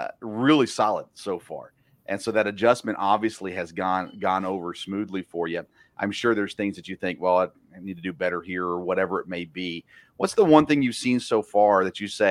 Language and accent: English; Tennessee, United States; moved away; I grew up in Tennessee, just south of Vanderbilt